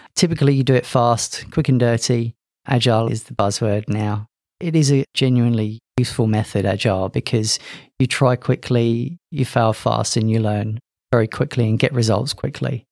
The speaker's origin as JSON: {"language": "English", "region": "London", "country": "United Kingdom", "also_born_or_lived": "Loughborough, England", "moved": "as an adult", "lives_now": "Queensland, Australia", "said": "As you could probably guess from my accent, I'm not from Australia. Originally from London, emigrated here in 2013."}